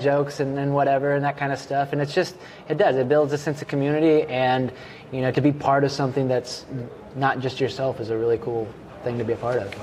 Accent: Kansas, United States; moved away as an adult; also born or lived in Greece; now in Salem, Oregon, United States; I was born in Greece, and then uh, grew up in Kansas

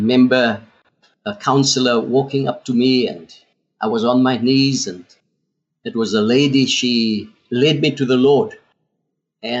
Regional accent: South Africa; first language Afrikaans; English is a second language; I couldn't speak a word of English. I grew up Afrikaans. My whole school career was done in Afrikaans.

